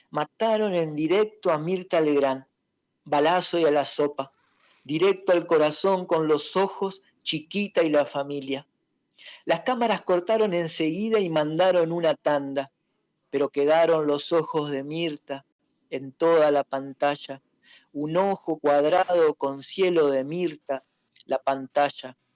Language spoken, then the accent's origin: Spanish; Gualeguaychú, Entre Ríos, Argentina; de Gualeguaychú.